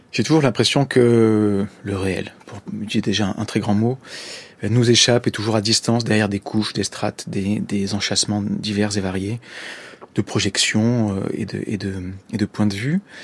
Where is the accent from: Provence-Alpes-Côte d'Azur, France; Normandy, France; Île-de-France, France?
Provence-Alpes-Côte d'Azur, France; Marseille, the Var; moved away as an adult; also born or lived in Corsica; je suis né à Marseille et j'ai vécu jusqu'à mes 20 ans à peu près dans le sud de la France, dans le Var.